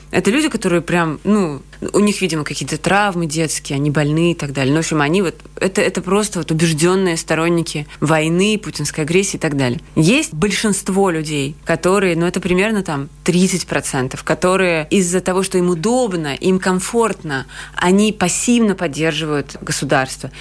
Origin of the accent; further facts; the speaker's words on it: Georgia; also born or lived in Russia / Latvia; now in Riga, Latvia; Я вообще грузинка, и мы сначала приехали в Грузию